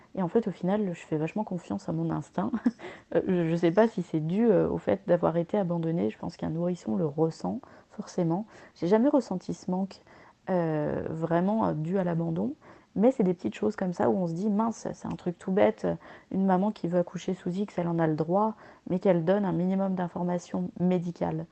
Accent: France; je suis née sous X en France

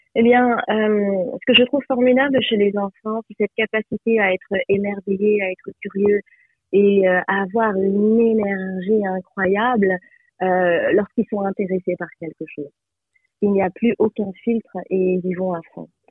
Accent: France; je suis née en France

